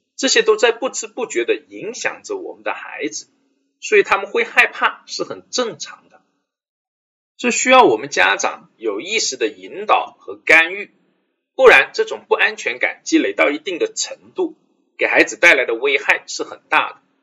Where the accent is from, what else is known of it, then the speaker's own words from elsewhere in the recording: China; 我们中国人